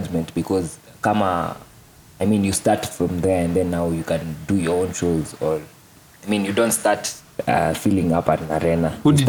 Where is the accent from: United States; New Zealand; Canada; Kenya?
Kenya; me as a Kenyan